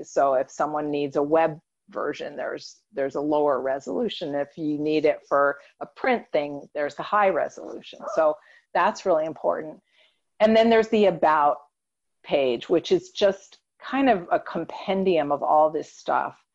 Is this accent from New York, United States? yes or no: yes; New York, United States; born there; I was born in New York.